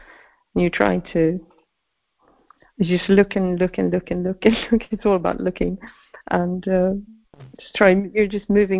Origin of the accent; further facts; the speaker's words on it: Sweden; I grew up in Sweden